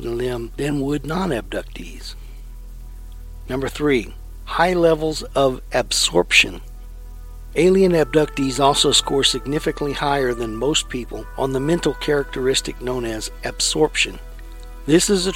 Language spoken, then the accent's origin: English; Lexington, Texas, United States; When I was in high school, I lived in a town called Lexington, Texas, which is in the heart of Texas, east of Austin, west of Bryan-College Station.